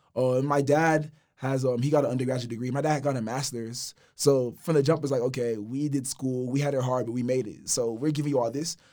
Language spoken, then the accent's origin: English; Houston, Texas, United States; Specifically in Houston, I'm from Fort Bend County